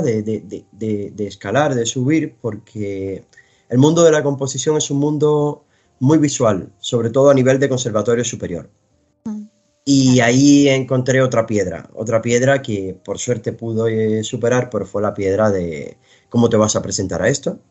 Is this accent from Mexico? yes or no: no; Cuba; moved away; yo vengo de Cuba